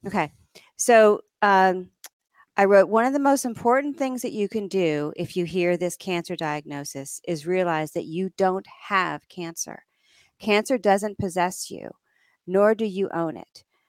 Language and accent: English; suburb of New York City, United States; also born or lived in Vermont; we lived in a suburb of New York City